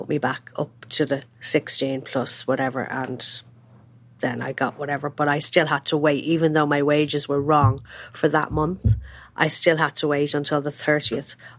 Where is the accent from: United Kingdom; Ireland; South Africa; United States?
Ireland; as an Irish person working in this industry for many years